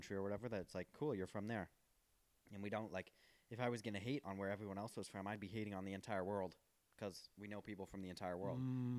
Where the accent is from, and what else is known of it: Chicago, Illinois, United States; now in Los Angeles, United States